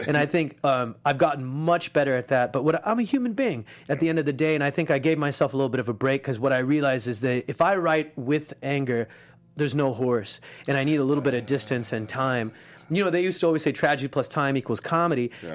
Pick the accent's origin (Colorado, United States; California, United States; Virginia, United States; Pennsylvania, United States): California, United States; Los Angeles; I had a Muslim dad, a Jewish mom, and I grew up in East